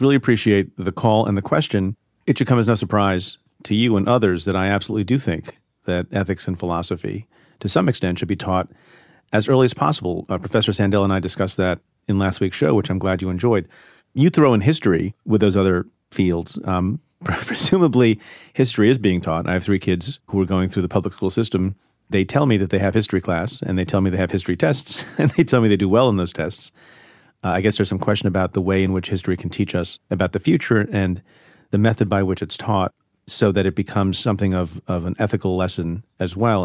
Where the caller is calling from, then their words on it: San Diego, California, United States; I'm calling from San Diego, California